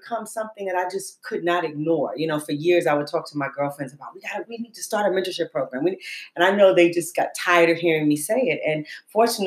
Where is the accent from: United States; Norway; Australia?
United States; New York City, New York; I grew up in Harlem